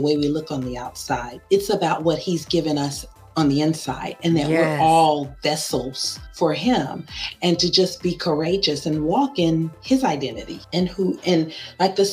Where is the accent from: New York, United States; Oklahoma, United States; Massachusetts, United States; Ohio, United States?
Oklahoma, United States; Oklahoma City; now in Melbourne, Florida, United States; I'm originally from Oklahoma City, Oklahoma, but I live in Melbourne, Florida by way of military